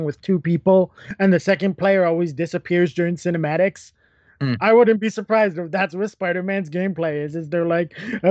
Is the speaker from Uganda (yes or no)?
no; Canada; we're Canadian.